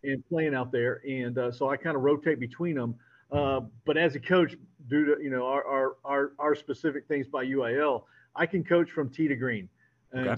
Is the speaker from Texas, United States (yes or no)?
yes; San Antonio, Texas, United States; moved away as an adult; now in Houston, United States; I was raised in San Antonio.